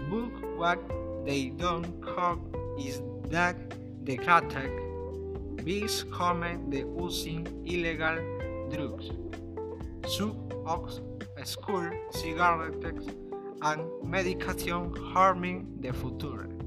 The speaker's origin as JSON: {"language": "English", "town": "Talara", "region": "Piura", "country": "Peru", "second_language": "English", "said": "I am 16 years old. I am from Talara. My family is from Sullana."}